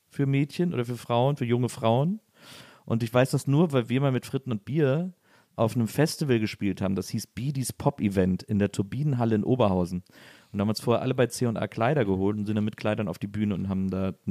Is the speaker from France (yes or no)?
yes; Paris, Île-de-France, France; ich bin aus Paris.